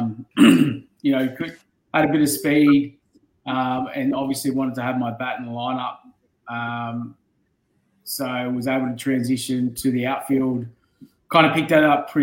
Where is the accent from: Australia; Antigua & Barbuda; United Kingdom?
Australia; Illawarra, New South Wales; I grew up in the Illawarra region